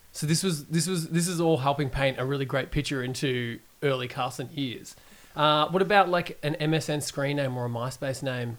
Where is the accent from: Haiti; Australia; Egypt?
Australia; Geelong, Victoria; I'm from Geelong